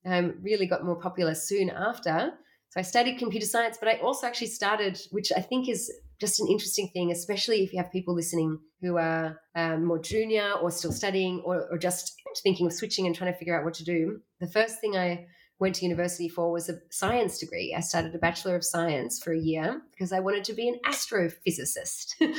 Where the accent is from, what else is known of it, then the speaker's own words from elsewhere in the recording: Australia; moved away as an adult; now in Berlin, Germany; I was born in Australia